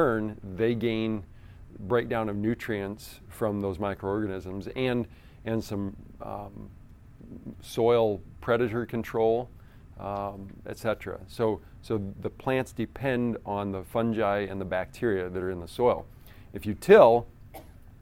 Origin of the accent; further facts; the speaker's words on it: Iowa, United States; I grew up in Iowa